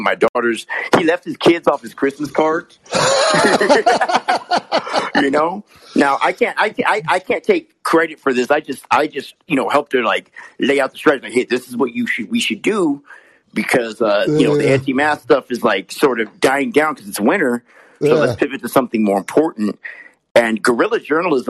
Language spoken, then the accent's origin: English; United States; being American